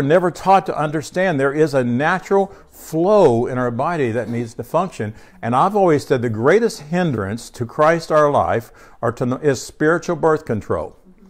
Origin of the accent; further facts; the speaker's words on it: United States; I am an American, right? This is the country that we grew up in.